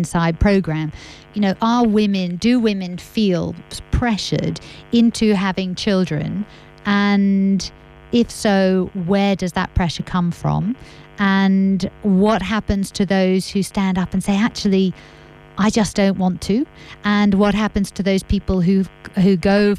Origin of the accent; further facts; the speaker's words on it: France; moved away; I grew up in France